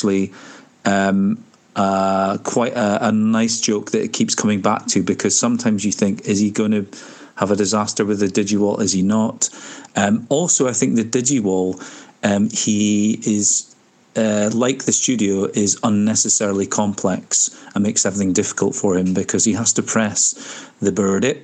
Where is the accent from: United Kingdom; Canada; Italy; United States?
United Kingdom; Scotland; I'm from Scotland!